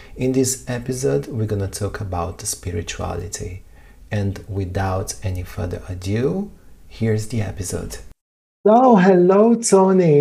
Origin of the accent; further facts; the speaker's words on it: Rio de Janeiro, Brazil; We are both Brazilian, we are both from Rio de Janeiro